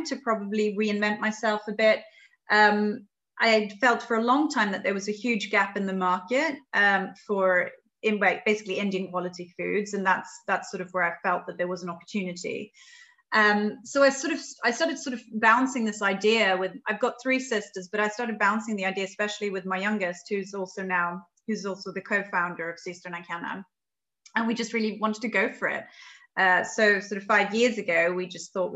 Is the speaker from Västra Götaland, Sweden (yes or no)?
yes; Gothenburg, Västra Götaland, Sweden; moved away as an adult; also born or lived in London, United Kingdom; I was born in Sweden, in Gothenburg, and I sort of grew up there.